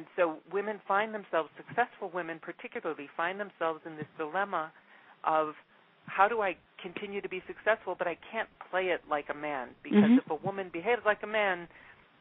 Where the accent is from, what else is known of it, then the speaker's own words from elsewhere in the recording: Midwest, United States; moved away; also born or lived in Mexico / Brazil; I'm originally from the Midwest